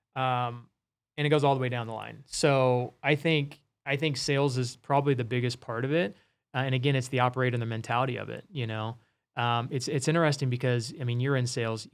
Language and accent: English; Wichita, Kansas, United States; my hometown of Wichita